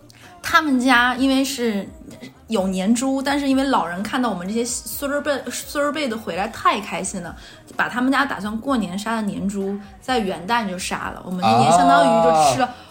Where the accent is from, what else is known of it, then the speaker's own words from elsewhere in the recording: Jilin, China; moved away; 我带我大学的朋友回了我老家的某个地方，去长白山玩玩